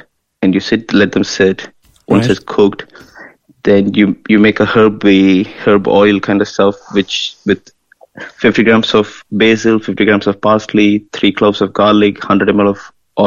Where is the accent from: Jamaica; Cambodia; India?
India; Chennai, Tamil Nadu; moved away as an adult; also born or lived in London, United Kingdom / United States / Belgium; now in Kinsale, Ireland; I'm originally from India. I'm from Chennai. I'm from the coastal region of India